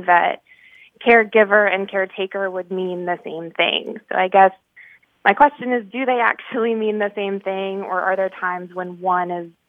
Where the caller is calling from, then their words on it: Dallas, Texas, United States; I'm calling from Dallas, Texas.